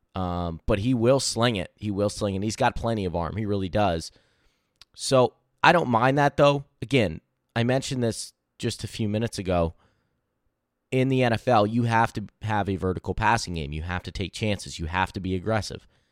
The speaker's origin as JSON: {"language": "English", "region": "Pennsylvania", "country": "United States", "said": "I'm from Pennsylvania."}